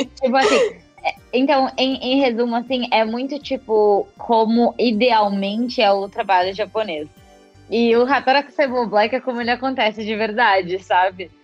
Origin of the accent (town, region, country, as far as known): Brazil; now in Japan